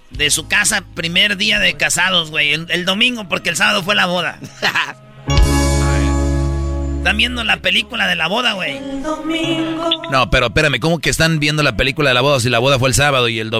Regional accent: Michoacán, Mexico; pues yo soy de Michoacán, ya sabes que a nosotros nos gustan familias grandes

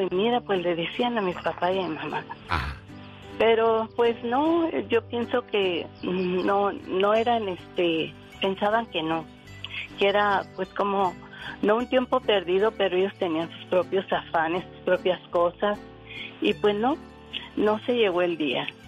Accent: Ciudad Juárez, Chihuahua, Mexico; also born or lived in Torreón, Coahuila; me crié en Juárez, en Ciudad Juárez, Chihuahua

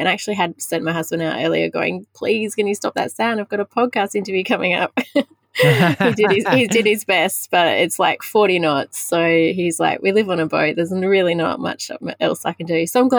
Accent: Wagga Wagga, New South Wales, Australia; Look, it was good. It was fine. It was an inland town. We never saw the ocean besides the one holiday that we would go on every year

